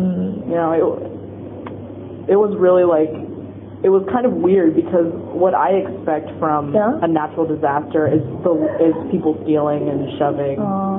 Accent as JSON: {"language": "English", "region": "Kansas", "country": "United States", "moved": "yes", "lives_now": "Japan", "said": "I'm from Kansas, so in Kansas there's no earthquake."}